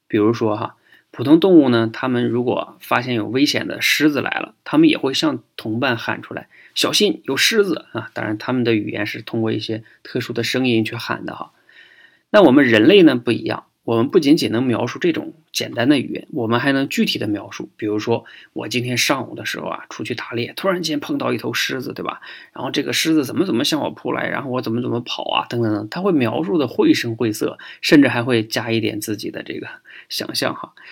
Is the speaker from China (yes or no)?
yes; China; 我们中国人呢更逗啊，我们说自己是龙的传人